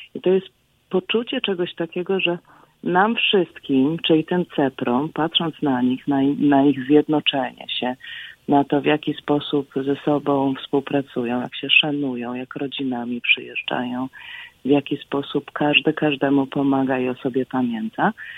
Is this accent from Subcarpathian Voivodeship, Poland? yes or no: no; Bogoria, Świętokrzyskie Voivodeship, Poland; now in United States; pochodzę z Bogori w Świętokrzyskich Górach